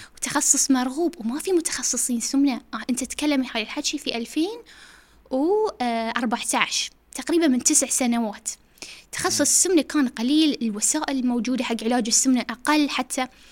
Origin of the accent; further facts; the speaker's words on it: Bahrain; also born or lived in United States; احنا كبحرينيين او خليجيين في امريكا